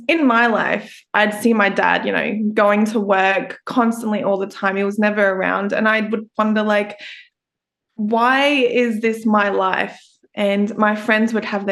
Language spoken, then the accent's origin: English; Brisbane, Queensland, Australia; I'm an Australian podcast host for the … Podcast.